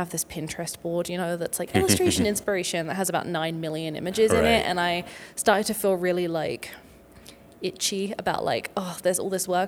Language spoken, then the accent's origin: English; United Kingdom; moved away as an adult; now in Denver, United States